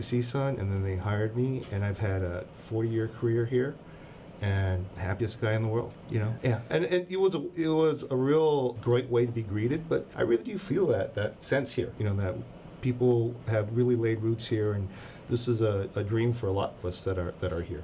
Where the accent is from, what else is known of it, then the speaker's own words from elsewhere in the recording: Los Angeles, California, United States; I'm from East